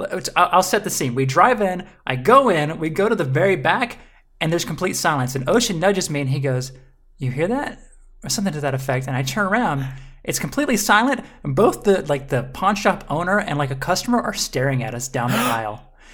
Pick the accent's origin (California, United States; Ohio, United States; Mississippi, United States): Mississippi, United States; I'm from Mississippi.